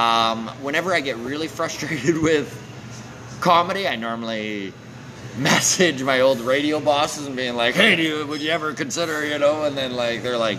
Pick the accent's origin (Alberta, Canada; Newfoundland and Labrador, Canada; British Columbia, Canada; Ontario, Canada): Alberta, Canada; Grand Prairie; moved away as an adult; also born or lived in Edmonton; I left my hometown